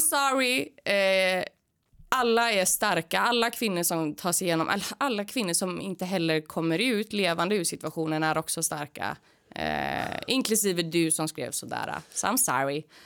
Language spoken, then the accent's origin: Swedish; Gothenburg, Västra Götaland, Sweden; born or raised there